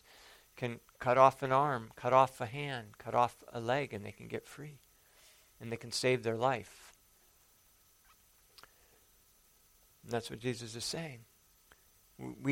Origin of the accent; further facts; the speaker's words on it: the Dakotas, United States; moved away; I grew up in the Dakotas for a while.